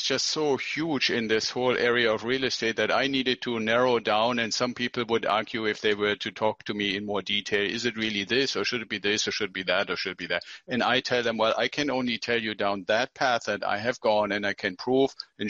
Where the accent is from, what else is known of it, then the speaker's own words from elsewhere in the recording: Germany; moved away as an adult; Well, I came here from Germany with my wife 25 years ago as a military officer.